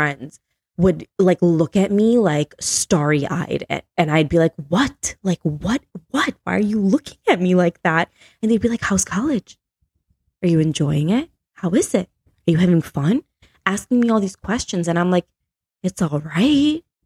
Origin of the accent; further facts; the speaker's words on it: Chicago, Illinois, United States; moved away as an adult; now in Tennessee, United States; being from Chicago, right? Yeah. So I moved away from Chicago. I moved to Tennessee with my husband a year and a half ago.